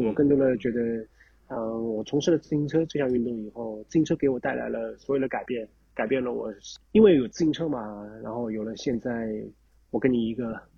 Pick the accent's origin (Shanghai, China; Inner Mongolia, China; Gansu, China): Shanghai, China; 我是上海人嘛